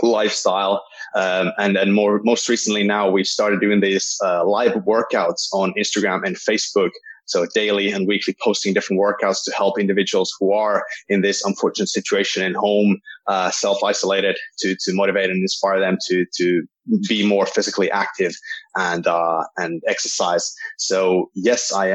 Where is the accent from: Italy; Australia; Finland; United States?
Finland; also born or lived in Wales, United Kingdom; I'm from Finland.